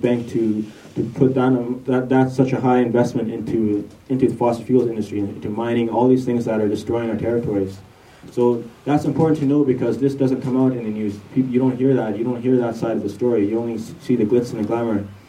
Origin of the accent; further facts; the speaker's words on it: Tsimshian territories, northwest coast of British Columbia, Canada; I come from the Tsimshian territories on the northwest coast of BC, of so-called British Columbia.